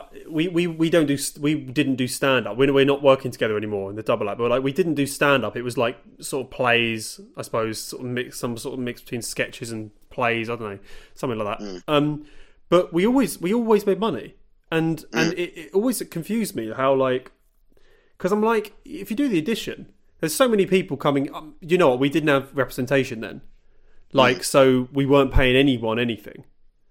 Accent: London, United Kingdom; We're from London. We live here

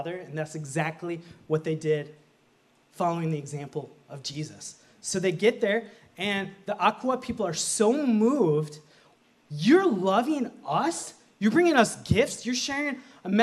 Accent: Minnesota, United States; I was born in Minnesota. I'm the only one in my family born in Minnesota

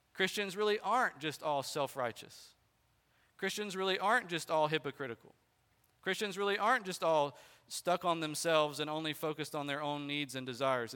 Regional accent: Bartow, United States; I was born in Bartow and I'm still living here

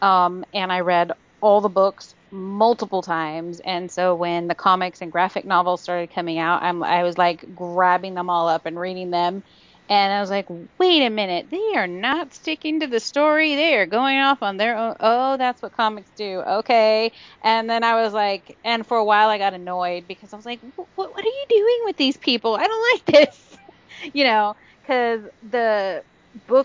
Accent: California, United States; I'm from California

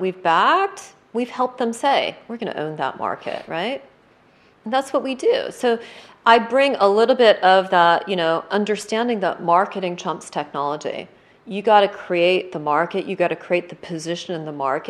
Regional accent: United States; now in United Kingdom; now as an American

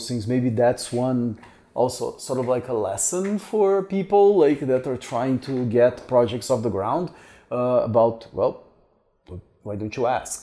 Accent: Curitiba, Paraná, Brazil; moved away; from Curitiba, which is my... I was not born here, but I consider this my hometown

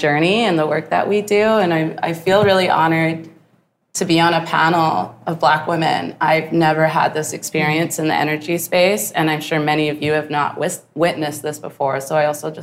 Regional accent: southern Alberta, Canada; also born or lived in Calgary; Growing up in southern Alberta, in the bush, and then in farming communities

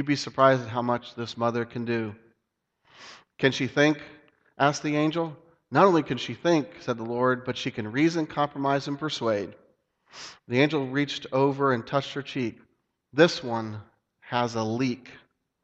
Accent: Dayton, Ohio, United States; where I grew up in Dayton, Ohio

